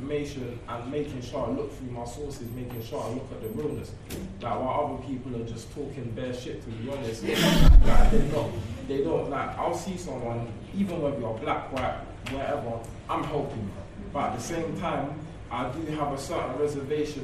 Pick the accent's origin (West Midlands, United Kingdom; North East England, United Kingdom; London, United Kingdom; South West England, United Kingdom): London, United Kingdom; I grew up in like two different parts of London. Like I was born in West London